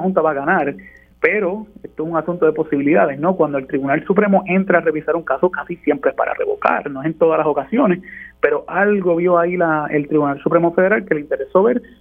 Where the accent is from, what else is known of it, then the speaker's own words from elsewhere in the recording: Puerto Rico; nosotros como puertorriqueños